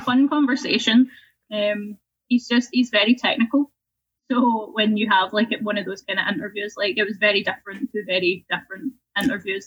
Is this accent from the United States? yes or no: no; Scotland, United Kingdom; moved away as an adult; also born or lived in Winnipeg, Manitoba, Canada; now in Canada